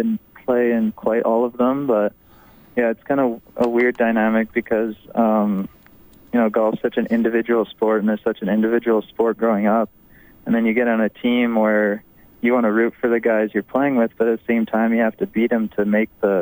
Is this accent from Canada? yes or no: yes; St. Albert, Alberta, Canada; moved away as an adult; also born or lived in Washington State; I grew up in St. Albert